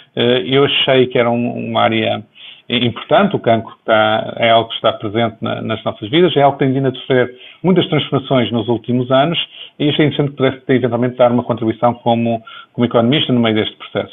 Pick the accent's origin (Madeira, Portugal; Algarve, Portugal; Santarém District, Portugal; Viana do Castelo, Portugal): Viana do Castelo, Portugal; moved away; also born or lived in Lisbon, Portugal / Boston, United States; formalmente nasci em Viana do Castelo, em dezembro de 66